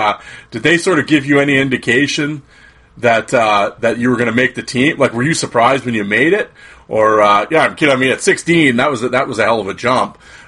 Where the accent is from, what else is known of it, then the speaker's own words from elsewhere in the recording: Saskatoon, Saskatchewan, Canada; growing up in Saskatoon.